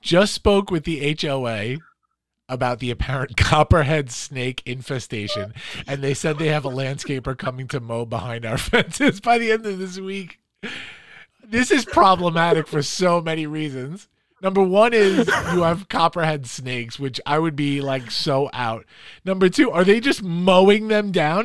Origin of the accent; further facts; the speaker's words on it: New York City, New York, United States; also born or lived in Long Island; I was from Queens originally and then moved to Long Island, but grew up in Queens